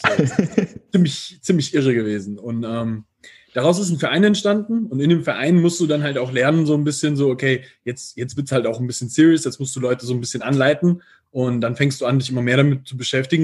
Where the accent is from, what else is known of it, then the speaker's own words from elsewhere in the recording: near Giessen, Hesse, Germany; accent: Piefke; moved away as an adult; now in Vienna, Austria; ich lebe jetzt in Wien und ich komme ursprünglich ähm, aus der Nähe von Gießen